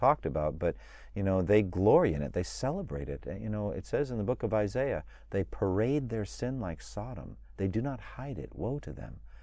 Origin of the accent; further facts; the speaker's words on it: United States; as an American citizen, I am blessed by being an American